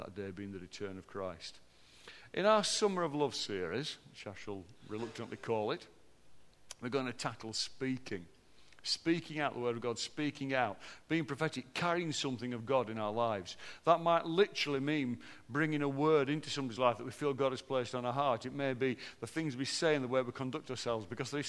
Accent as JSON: {"language": "English", "town": "Barnsley", "region": "Yorkshire and the Humber", "country": "United Kingdom", "said": "How can they tell I'm from Barnsley, Neil? Because I flatten my vowels. I'm obviously a Barnsley bloke"}